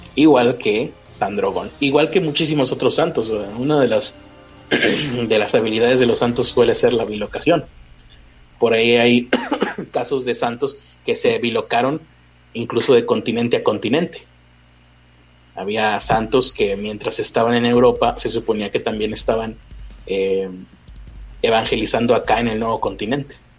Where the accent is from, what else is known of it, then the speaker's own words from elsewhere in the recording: Santa Catarina, Nuevo León, Mexico; Santa Catarina, que es donde yo vivo